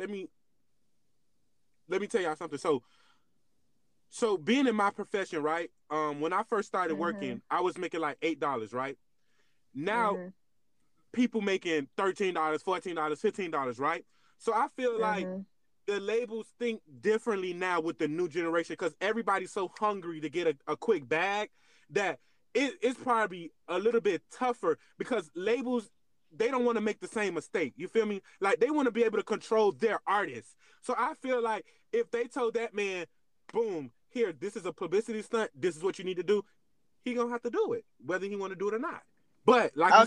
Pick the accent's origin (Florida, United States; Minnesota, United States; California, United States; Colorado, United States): Florida, United States; Miami; I'm a city boy, I'm from Miami. Everybody knows I'm from Miami